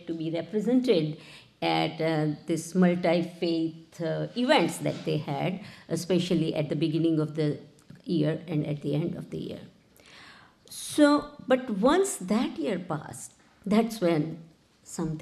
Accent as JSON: {"language": "English", "country": "India", "tie": "born or raised there", "moved": "yes", "lives_now": "United States", "said": "I grew up in India, so I knew the model of pluralism that prevails there"}